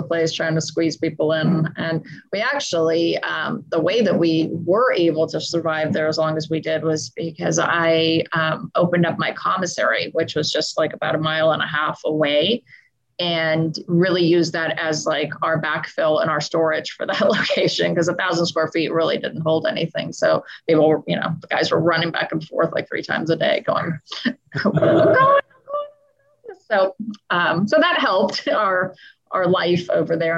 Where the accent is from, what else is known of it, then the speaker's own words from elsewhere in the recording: Los Angeles, California, United States; moved away as an adult; now in Las Vegas, United States; We're originally from Los Angeles, but decided to move out here when Rachel was two.